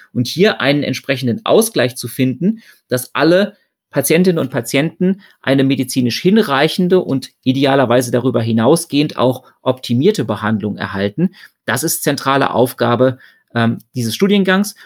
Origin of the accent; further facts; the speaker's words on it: Germany; Bei uns in Deutschland